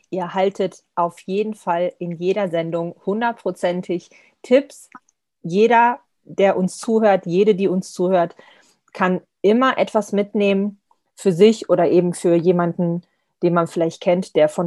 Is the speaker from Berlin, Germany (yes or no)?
no; Lower Saxony, Germany; Also ich komme ja eher aus dem Norden, Nordosten, in der Nähe von Braunschweig aus Niedersachsen